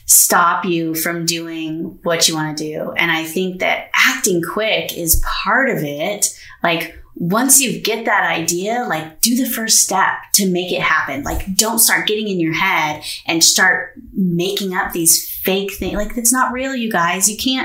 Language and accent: English; West Coast, United States; also born or lived in North Carolina; So we're from the West Coast originally. We've both been in the military. We've moved all over the place.